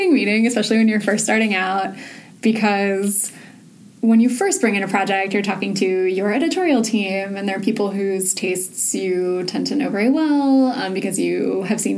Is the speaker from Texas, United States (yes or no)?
no; Southern California, United States; also born or lived in Orange County; now in New York, United States; I grew up in Southern California